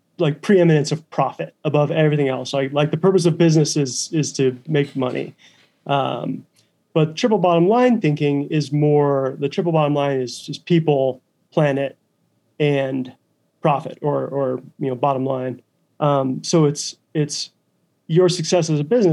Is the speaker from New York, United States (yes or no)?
no; Western Montana, United States; I grew up in Western Montana